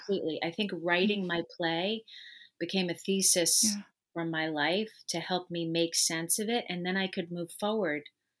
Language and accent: English; New York, United States; So I am originally from New York, and I lived with my birth family for the first 15 months of my life.